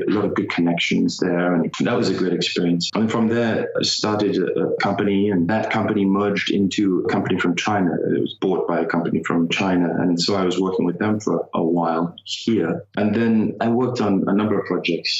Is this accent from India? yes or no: no; Hertfordshire, East of England, United Kingdom; moved away as an adult; also born or lived in Blackburn, Lancashire / Los Angeles, United States; now in United States; Born in Blackburn, Lancashire, but I only lived there for the 6 weeks. I was raised in Hertfordshire.